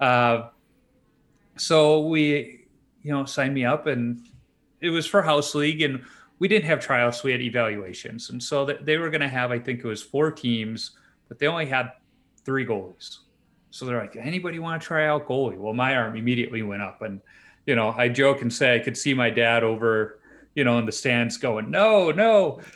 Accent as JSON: {"language": "English", "town": "Chicago", "region": "Illinois", "country": "United States", "tie": "born or raised there", "said": "I grew up on Chicago's, uh, south side in the Beverly Monk Greenwood neighborhood"}